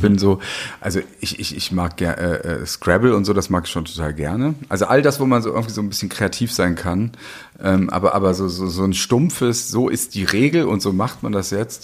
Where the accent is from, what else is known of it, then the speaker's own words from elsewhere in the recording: West Germany, Germany; ich bin ja in Westdeutschland groß geworden